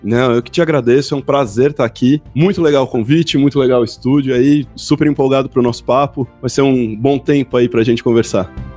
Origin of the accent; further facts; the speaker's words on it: São Paulo, Brazil; also born or lived in Guaratinguetá / France; eu sou daqui, sou de São Paulo